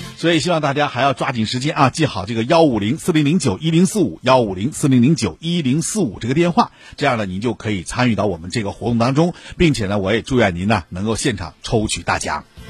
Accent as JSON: {"language": "Chinese", "town": "Shenyang", "region": "Liaoning", "country": "China", "said": "我们沈阳"}